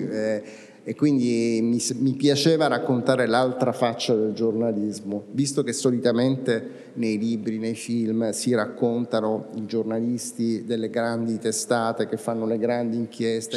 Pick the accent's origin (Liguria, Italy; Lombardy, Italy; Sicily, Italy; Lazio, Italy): Sicily, Italy; siciliani, che è la mia terra